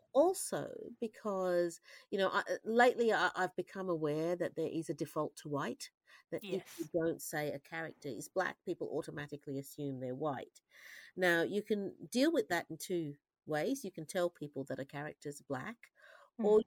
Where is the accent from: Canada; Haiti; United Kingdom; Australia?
Australia; I'm an Australian, so I, I understand the way Australians look at the world